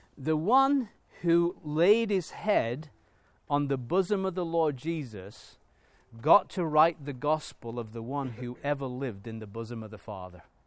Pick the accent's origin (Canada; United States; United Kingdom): United Kingdom; England; moved away; as an Englishman, if I go back to England